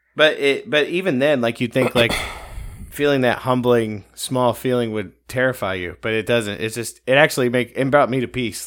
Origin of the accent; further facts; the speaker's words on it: Ohio, United States; I'm from Ohio